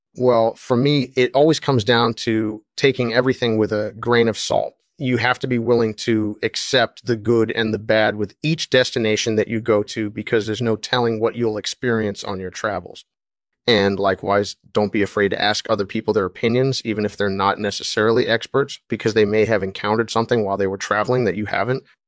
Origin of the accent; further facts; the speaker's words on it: Australia; moved away as an adult; also born or lived in Illinois, United States / Colorado, United States; I'm originally from Australia, but I've been all over the world.